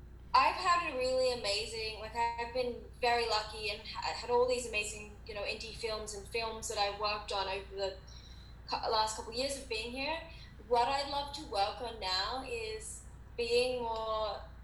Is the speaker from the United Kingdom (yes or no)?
no; Australia; moved away as an adult; now in United States; My family's in Australia